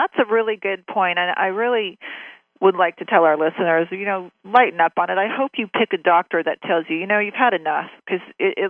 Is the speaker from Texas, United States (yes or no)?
no; Newport Beach, California, United States; I didn't grow up there, so I can talk about it. I grew up in Newport Beach